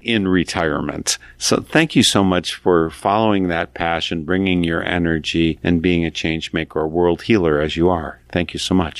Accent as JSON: {"language": "English", "region": "Wisconsin", "country": "United States", "said": "I'm from Wisconsin"}